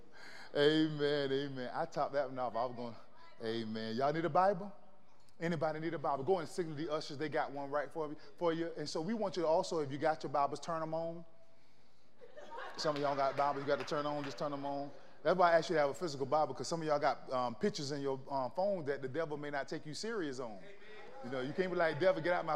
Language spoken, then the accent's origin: English; Florida, United States; moved away; I grew up in the South. I'm from Florida